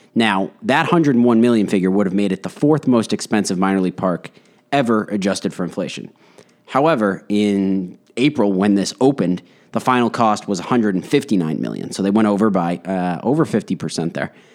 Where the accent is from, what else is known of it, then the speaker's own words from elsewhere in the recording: Westborough, Massachusetts, United States; we grew up in Westboro